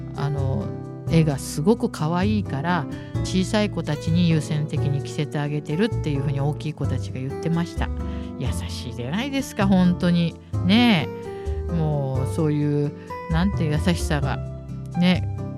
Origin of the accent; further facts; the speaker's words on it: Tokyo, Japan; also born or lived in Niger; 私の生まれ育ったあの引舟図書引という場所にあるあの引舟図書館